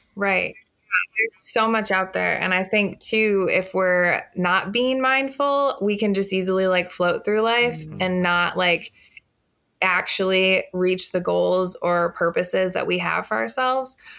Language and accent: English; Illinois, United States; now in Milwaukee, United States; I'm originally from Illinois, but currently reside in Milwaukee